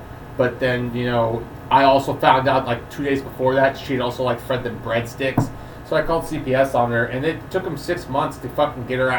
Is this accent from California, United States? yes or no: yes; Napa, California, United States; I was born in Napa, I grew up in Napa